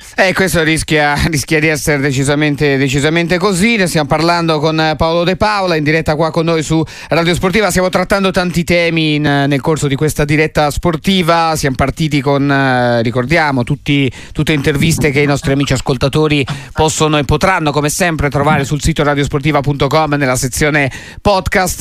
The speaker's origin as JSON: {"language": "Italian", "region": "Tuscany", "country": "Italy", "said": "noi da qua in studio, da Toscani"}